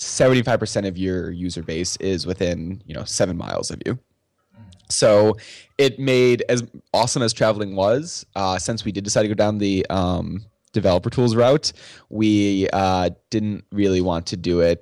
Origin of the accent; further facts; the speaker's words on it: United States; as an American citizen